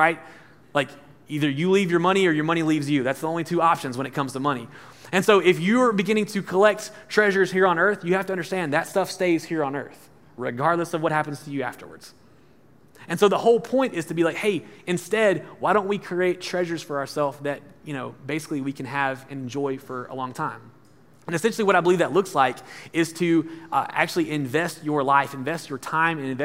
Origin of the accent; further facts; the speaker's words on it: Alabama, United States; moved away; I'm from Alabama, and you know, my high school students joke at me because I talk about Alabama all the time, but it's funny to be in from like the country.